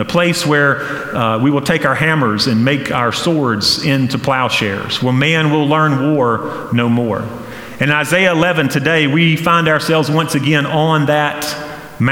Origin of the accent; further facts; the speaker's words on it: Flat Rock, North Carolina, United States; Growing up in Western North Carolina in Flat Rock, where I did